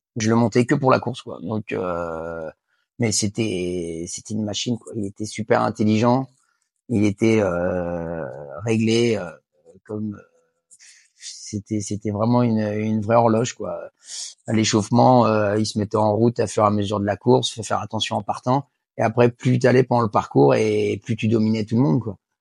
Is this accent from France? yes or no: yes; Angers, Pays de la Loire, France; je suis originaire d'Angers.